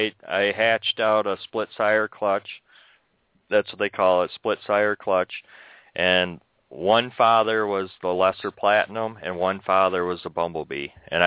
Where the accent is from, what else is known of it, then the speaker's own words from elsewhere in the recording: New York, United States; born there; I was born in New York, though.